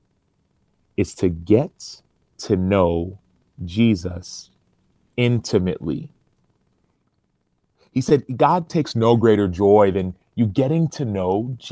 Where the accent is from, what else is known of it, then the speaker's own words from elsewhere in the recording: Dallas, Texas, United States; moved away; also born or lived in Arizona / Chicago; I'm from Dallas, Texas